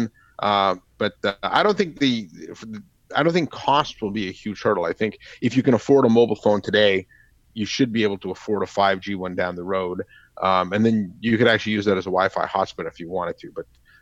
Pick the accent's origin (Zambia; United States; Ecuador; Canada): Canada; moved away; My home country, Canada